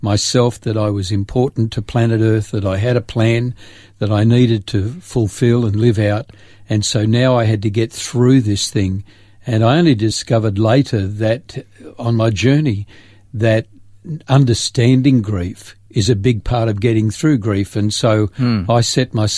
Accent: Grafton, New South Wales, Australia; moved away as an adult; also born or lived in Sydney / Port Macquarie; 18 years of growing up in Grafton

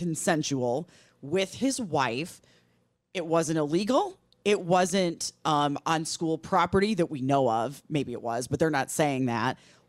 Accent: Milwaukee, Wisconsin, United States; WTMJ AM is a radio station I grew up listening to in Milwaukee.

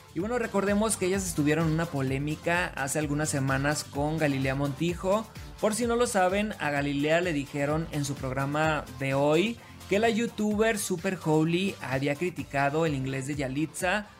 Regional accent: Sinaloa, Mexico; now in Mexico City, Mexico; Soy de Sinaloa

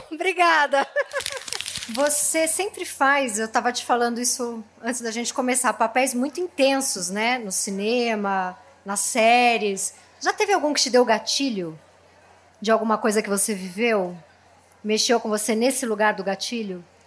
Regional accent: São Paulo, Brazil; Eu nasci na Zona Leste

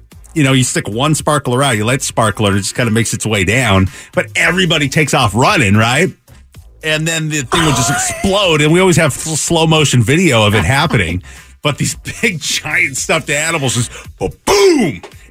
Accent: Pacific Northwest, United States; I grew up in the Pacific Northwest

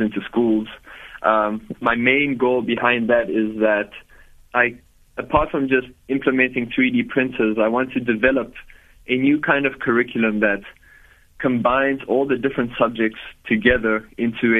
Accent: Johannesburg, Gauteng, South Africa; So I was born in Johannesburg, and I've lived there my whole life, born and raised in South Africa

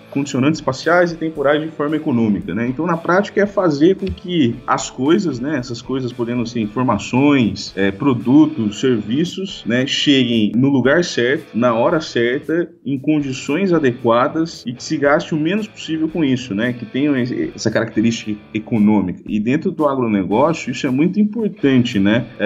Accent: Avaré, São Paulo, Brazil; Bom, uh, eu sou natural de Avaré, né? Cidade do interior aqui do estado de São Paulo.

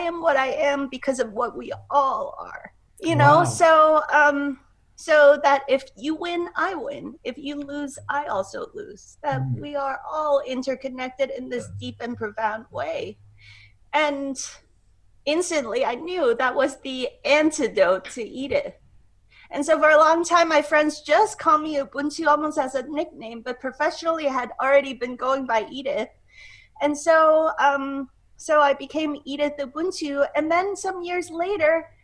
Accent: Hong Kong; I grew up in Hong Kong.

